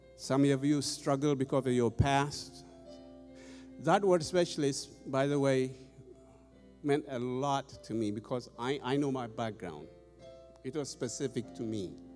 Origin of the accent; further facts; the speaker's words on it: Ethiopia; moved away as an adult; now in United States; I've been here in the U.S. 25 years, by the way. Originally, I'm from Ethiopia.